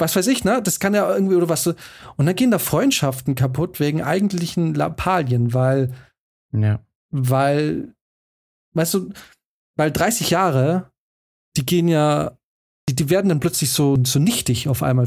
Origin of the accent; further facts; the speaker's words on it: Swabia, Germany; moved away as an adult; wir sind nicht in der Großstadt groß geworden